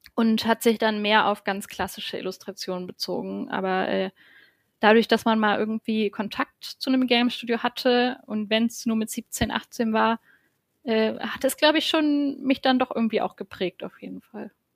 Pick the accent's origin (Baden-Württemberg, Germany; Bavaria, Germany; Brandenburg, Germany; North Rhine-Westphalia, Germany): Brandenburg, Germany; moved away as an adult; also born or lived in Hamburg; now in Berlin, Germany; ich komme vom Dorf aus Brandenburg